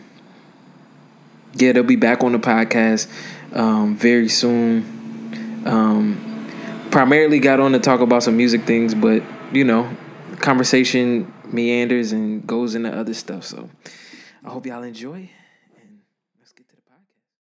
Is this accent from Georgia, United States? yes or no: yes; Atlanta, Georgia, United States; moved away; I'm basically from Atlanta